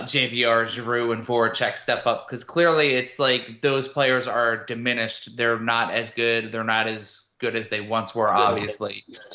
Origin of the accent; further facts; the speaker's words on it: New Jersey, United States; And that's me coming from a Jersey boy.